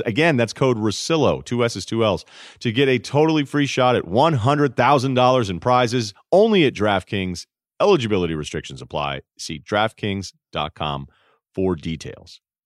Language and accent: English; Martha's Vineyard, Massachusetts, United States; moved away; There's fourteen thousand people that were living there year-round back when I was there.